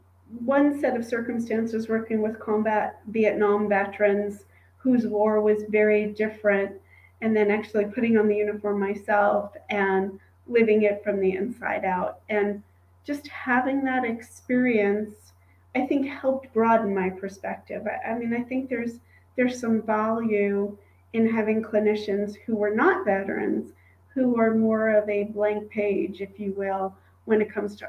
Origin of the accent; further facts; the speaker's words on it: New York, United States; I grew up in New York